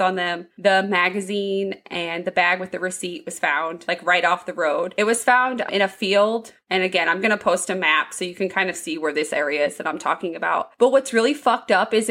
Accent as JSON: {"language": "English", "town": "Hartford City", "region": "Indiana", "country": "United States", "also_born_or_lived": "Marion, Indiana", "said": "We're from Hartford."}